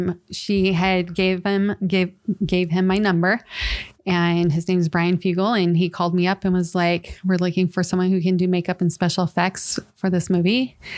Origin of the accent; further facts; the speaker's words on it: California, United States; Really? Yeah. So it's a California, Southern California. Let me clarify. Southern California.